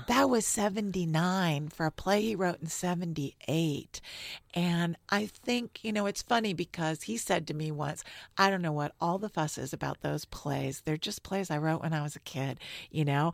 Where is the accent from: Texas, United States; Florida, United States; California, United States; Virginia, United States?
Florida, United States; Miami; moved away as an adult; also born or lived in New Orleans / Washington / New York; now in San Francisco, United States; I grew up in Miami, went to school in New Orleans, Washington, New York